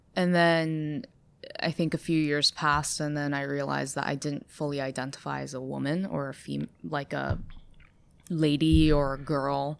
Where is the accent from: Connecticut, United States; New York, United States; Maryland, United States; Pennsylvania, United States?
New York, United States; Ithaca; accent: American; moved away as an adult; also born or lived in China / Boston; I grew up in Ithaca where there's, like, quite a lot of hippies